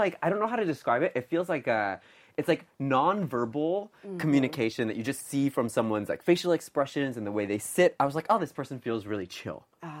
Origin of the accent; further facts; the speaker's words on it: Vermont, United States; moved away as an adult; now in Korea; I'm from Vermont, which is a state in the Northeast United States. I came to Korea in 2011 for grad school.